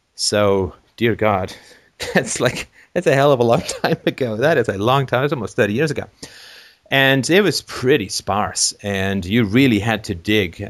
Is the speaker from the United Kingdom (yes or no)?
yes; England, United Kingdom; moved away; when I grew up in England